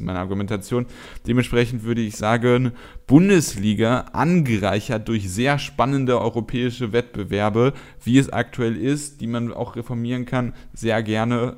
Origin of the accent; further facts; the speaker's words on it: Cologne, North Rhine-Westphalia, Germany; hier als äh, Kölner